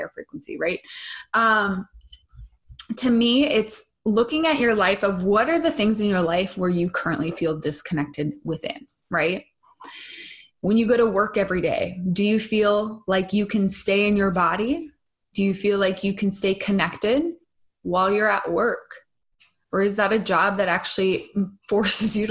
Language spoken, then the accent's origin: English; Minnesota, United States; moved away; when I spend time back in Minnesota